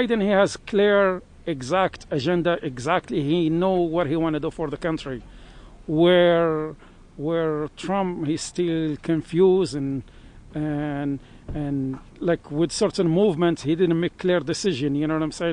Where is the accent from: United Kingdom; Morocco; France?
Morocco; now in Sullivan County, New York, United States; I come from Morocco, North Africa